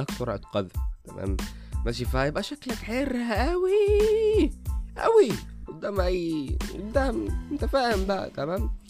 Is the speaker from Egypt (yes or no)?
yes; Egypt; عامه عندنا في مصر حاجه اسمها البني والاخضر